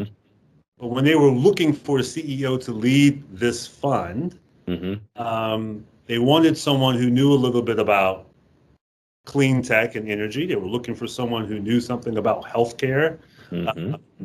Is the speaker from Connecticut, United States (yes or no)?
no; New Orleans, Louisiana, United States; moved away; I'm originally born and raised in New Orleans, Louisiana